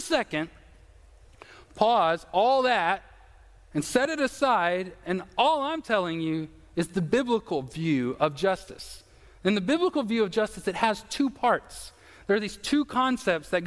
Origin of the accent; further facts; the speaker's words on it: United States; I'm an American